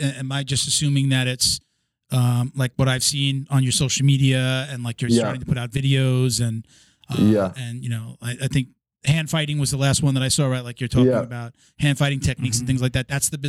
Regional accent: New York, United States; I'm from New York.

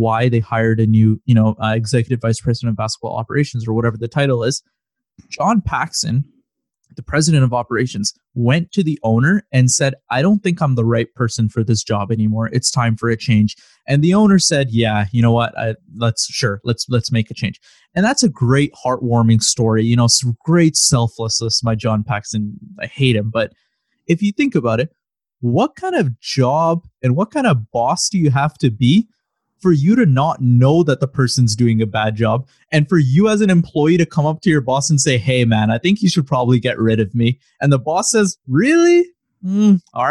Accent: Toronto, Ontario, Canada; also born or lived in Chicago; I moved out of Chicago like literally the year I was born, and then I've grown up in Toronto

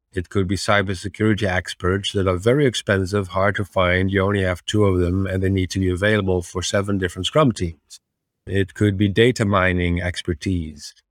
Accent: Netherlands; I'm from the Netherlands, originally a software engineer

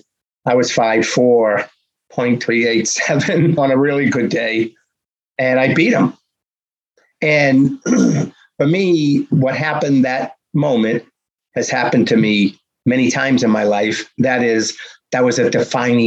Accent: Boston, Massachusetts, United States; growing up in Boston, you're surrounded by sports

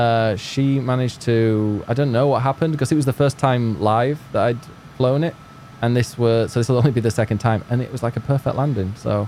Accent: United Kingdom; I'm being British

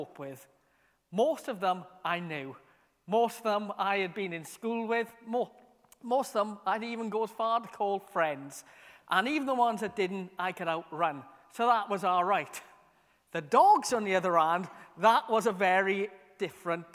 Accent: Merthyr Tydfil, Wales, United Kingdom; when I was a kid growing up in Merthyr

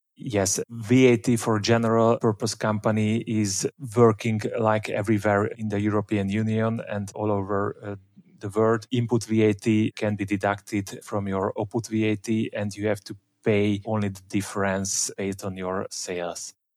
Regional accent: Budapest, Hungary; I grew up in Budapest

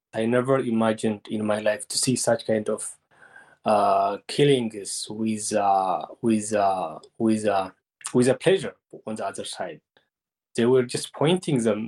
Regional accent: Mahbere Dego, Tigray, Ethiopia; I am born and raised in Mahabharadegwa.

